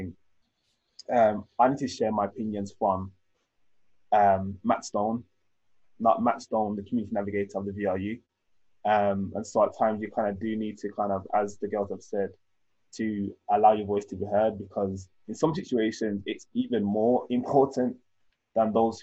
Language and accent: English; Birmingham, West Midlands, United Kingdom; I'm from Handsworth